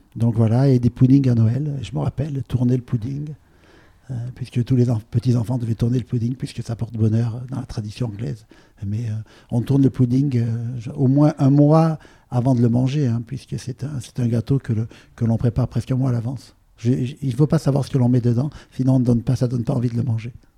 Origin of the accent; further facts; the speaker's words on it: Provence-Alpes-Côte d'Azur, France; J'ai grandi sur la côte d'Azur